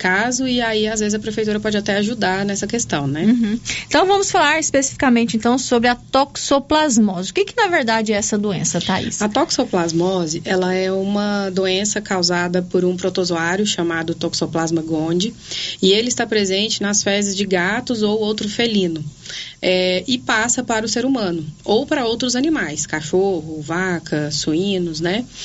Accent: Anápolis, Goiás, Brazil; also born or lived in Rio Grande do Sul / Goiânia; eu sou de Anápolis, me formei no Rio Grande do Sul e fiz minha residência médica em Goiânia, na Fundação Banco de Olhos.

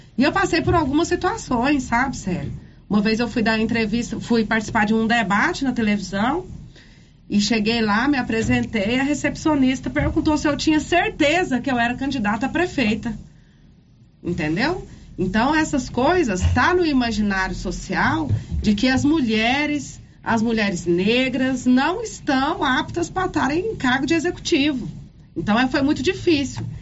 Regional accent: Silvânia, Goiás, Brazil; moved away as an adult; also born or lived in Goiânia; sou de Silvânia

